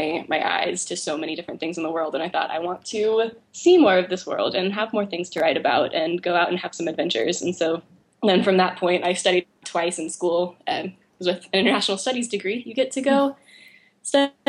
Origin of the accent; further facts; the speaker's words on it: Oklahoma, United States; I grew up in Oklahoma